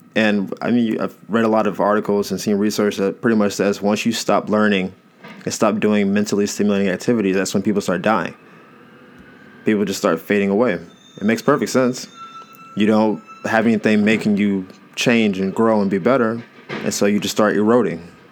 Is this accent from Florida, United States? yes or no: yes; Florida, United States; I'm from Florida